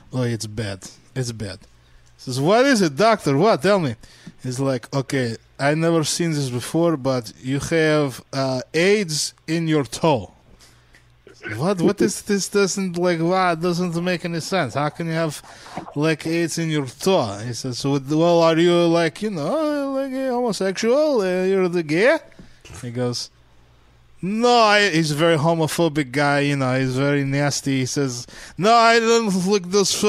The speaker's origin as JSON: {"language": "English", "town": "New York City", "region": "New York", "country": "United States", "tie": "born or raised there", "said": "I grew up in Brooklyn with Russians all around anyway."}